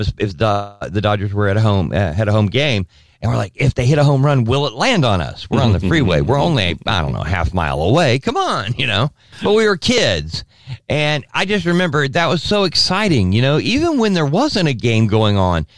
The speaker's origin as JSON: {"language": "English", "town": "Placentia", "region": "California", "country": "United States", "tie": "born or raised there", "said": "when I was a little kid growing up in Southern California, driving from uh, Placentia, which is in Orange County"}